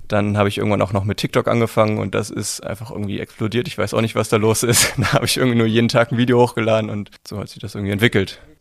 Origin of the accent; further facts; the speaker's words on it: Düsseldorf, North Rhine-Westphalia, Germany; Ich komme aus Düsseldorf, bin gebürtig in Düsseldorf geboren, bin da zur Schule gegangen